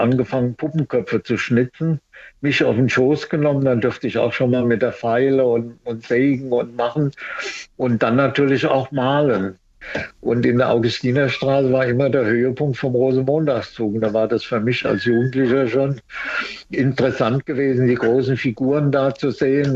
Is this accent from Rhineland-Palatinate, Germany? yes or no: yes; Mainz, Rhineland-Palatinate, Germany; ich bin ja Mainzer und bin 40 geboren